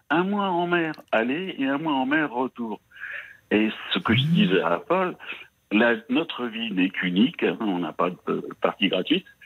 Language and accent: French; Spain; now in France; je suis espagnol d'origine, donc mes parents ont déjà immigré pour des raisons économiques.